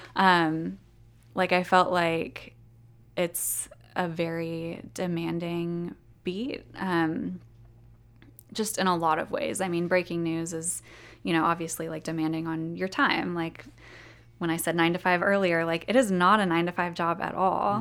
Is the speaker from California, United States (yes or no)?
yes; Ventura County, Southern California, United States; moved away as an adult; now in Jackson, United States; I'm actually from Southern California. um, in Ventura County, which is a county that's a little bit north of Los Angeles